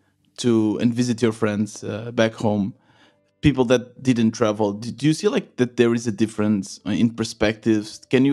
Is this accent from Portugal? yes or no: yes; Portugal; moved away as an adult; also born or lived in Germany; when I moved to Germany, I'm from Portugal, working in Germany for 6 years